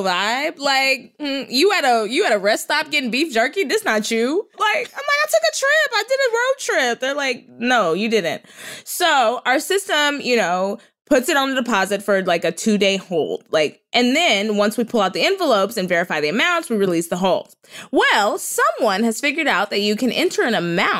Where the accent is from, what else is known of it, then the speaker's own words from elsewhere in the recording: Texas, United States; now in Los Angeles, United States; I'm from Texas